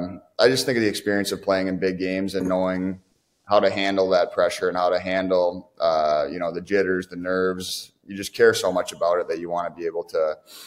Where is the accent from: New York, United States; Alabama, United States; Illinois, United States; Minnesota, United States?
Minnesota, United States; Tonka Bay; So I am from Tonka Bay.